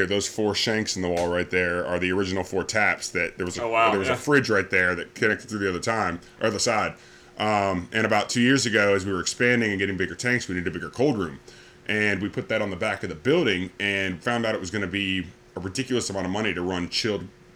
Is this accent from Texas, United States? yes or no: no; Laurinburg, North Carolina, United States; also born or lived in Michigan / Ohio / Greenville, North Carolina / Raleigh, North Carolina; I was born in Michigan and lived there in Ohio until I was 9. My family moved down here for jobs. We actually I lived in Laurinburg, North Carolina